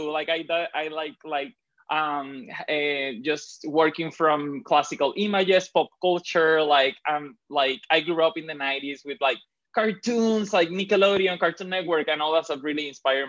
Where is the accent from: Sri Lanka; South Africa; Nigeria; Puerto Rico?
Puerto Rico; also born or lived in Dominican Republic; I grew up in the Caribbean. I grew up between Puerto Rico and Dominican Republic. I did basically my whole elementary school in Dominican Republic.